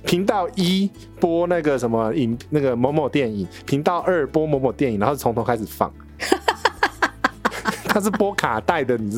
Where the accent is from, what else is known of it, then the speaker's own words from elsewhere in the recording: United States; 哦，我现在不会，因为我是我是美国人来着。